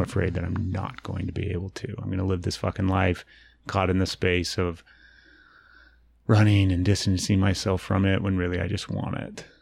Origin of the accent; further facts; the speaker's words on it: Utah, United States; I grew up here in Utah